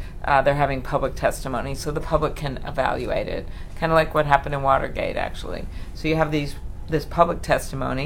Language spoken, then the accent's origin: English; Midwest, United States; I'm from the Midwest